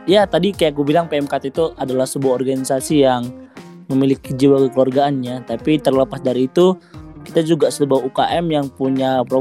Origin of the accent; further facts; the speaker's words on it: North Sumatra, Indonesia; saya sendiri itu asalnya kan dari Sumatera Utara kayak gitu saya sebelumnya nggak tahu lah Purbalingga itu bagian mana Indonesia